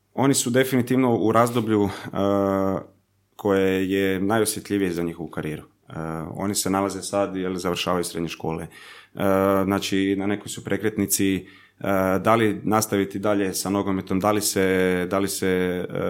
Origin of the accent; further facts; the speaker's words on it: Zagreb, City of Zagreb, Croatia; accent: mix of Zagreb accent and relaxed Croatian; moved away as an adult; also born or lived in Germany; desi mi se nekad jednostavno neki miks baš zagrebačkog naglaska i nekog opuštenog hrvatskog